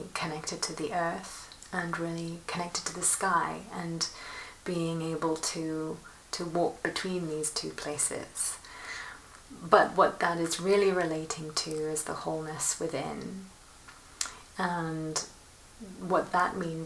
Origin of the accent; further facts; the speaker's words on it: Milan, Lombardy, Italy; moved away; also born or lived in London / Rome; I grew up in Milan, between Milan and London